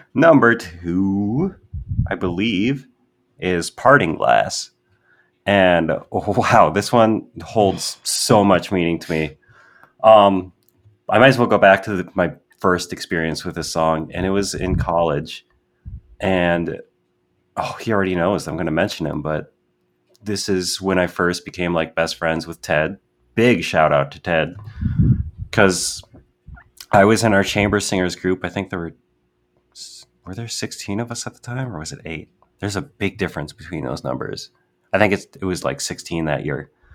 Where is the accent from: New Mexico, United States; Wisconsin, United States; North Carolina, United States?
Wisconsin, United States; I'm from Wisconsin.